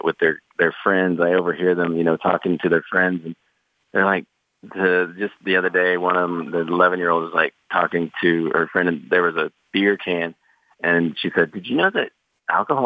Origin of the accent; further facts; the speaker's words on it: Oklahoma, United States; I grew up super poor in Oklahoma